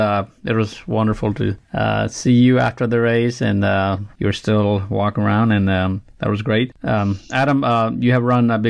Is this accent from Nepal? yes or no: yes; Nepal; now in Alabama, United States; I'm from Nepal